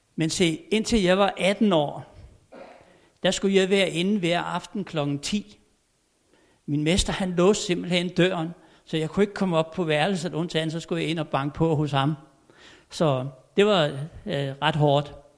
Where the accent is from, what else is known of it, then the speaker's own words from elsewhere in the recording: Tommerup, Southern Denmark, Denmark; moved away; jeg er født og opvokset derovre på Fyn i en lille stationsby, der hed Tommerup.